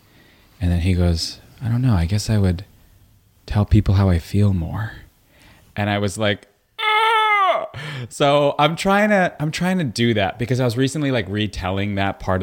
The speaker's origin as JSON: {"language": "English", "town": "Woodmere", "region": "New York", "country": "United States", "tie": "born or raised there", "also_born_or_lived": "Brooklyn, New York", "said": "But when we were six, we moved to Long Island."}